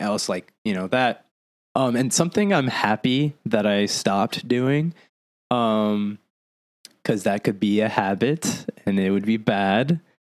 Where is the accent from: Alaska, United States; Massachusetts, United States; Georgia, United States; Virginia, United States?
Massachusetts, United States; Lawrence; also born or lived in Arizona / Puerto Rico (ancestry); now in Florida, United States; growing up in Massachusetts, like Lawrence, Massachusetts, it's like a Hispanic ghetto